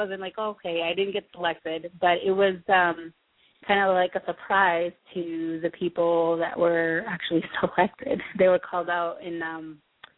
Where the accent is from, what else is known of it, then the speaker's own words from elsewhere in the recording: Lawrence, United States; my hometown of Lawrence